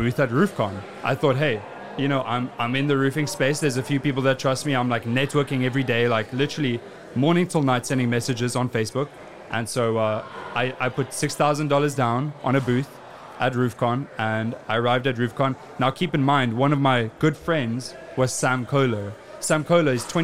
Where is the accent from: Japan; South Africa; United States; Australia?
South Africa; moved away as an adult; also born or lived in United Kingdom; I was born and raised in South Africa.